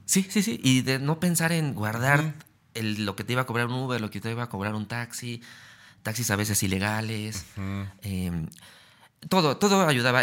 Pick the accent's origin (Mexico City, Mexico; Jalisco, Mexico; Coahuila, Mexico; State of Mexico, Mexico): Mexico City, Mexico; yo viví toda mi juventud en Gustavo Madero